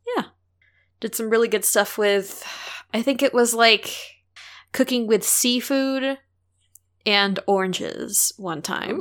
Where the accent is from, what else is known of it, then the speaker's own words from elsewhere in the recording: St. Louis, Missouri, United States; in and around Saint Louis where I grew up